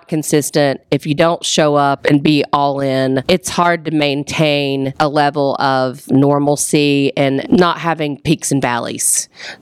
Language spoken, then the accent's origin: English; the South, United States; moved away as an adult; also born or lived in New York City, United States / Atlanta, United States / North Carolina, United States; I wanted to get back to the South